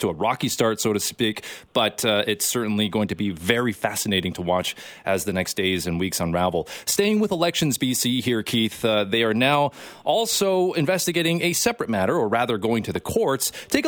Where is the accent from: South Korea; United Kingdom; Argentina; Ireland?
South Korea; now in Canada; I was born in Korea, so I have a natural Korean given name